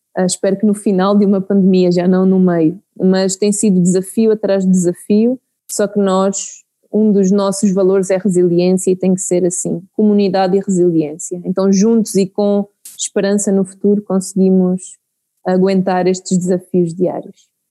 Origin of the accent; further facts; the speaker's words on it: Santarém, Santarém District, Portugal; moved away as an adult; now in Mozambique; cresci em Portugal, não é? perto da, da Serra de Aire e Candeeiros, então cresci num ambiente rural em Portugal